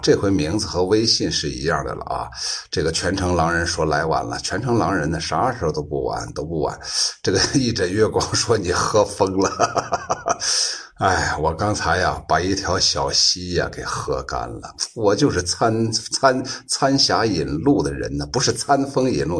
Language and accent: Chinese; Shaanxi, China; accent: Shaanxi dialect; 这就是我们陕西话